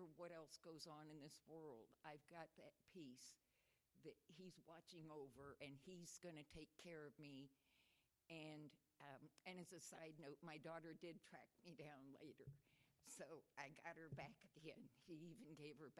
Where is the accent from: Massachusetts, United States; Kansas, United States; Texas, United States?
Texas, United States; I was born in Texas.